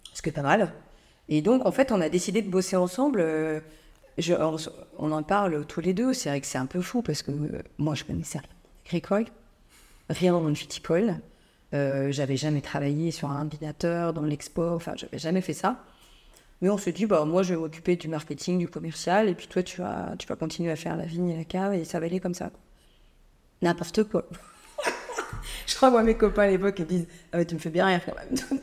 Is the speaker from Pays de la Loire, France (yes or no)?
yes; Nantes, Pays de la Loire, France; j'ai grandi à Nantes, région nantaise, campagne